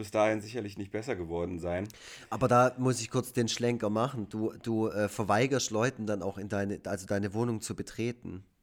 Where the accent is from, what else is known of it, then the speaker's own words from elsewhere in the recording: Baden-Württemberg, Germany; Ich, ich als Schwabe.